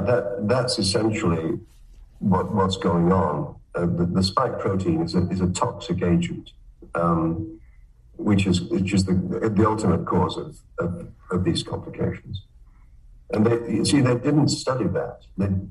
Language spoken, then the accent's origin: English; Manchester, North West England, United Kingdom; moved away as an adult; also born or lived in Cambridge, United Kingdom / Michigan, United States; now in Canada; I'm from Manchester